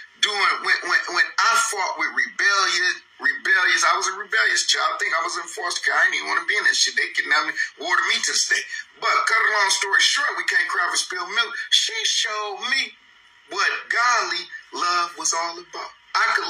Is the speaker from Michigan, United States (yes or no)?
yes; Flint, Michigan, United States; I came to the city of Flint under a ward of the state.